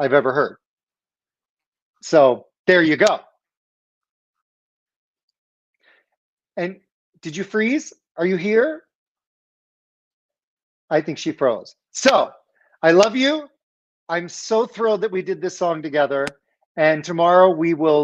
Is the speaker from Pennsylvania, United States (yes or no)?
yes; Philadelphia, Pennsylvania, United States; I'm from Philly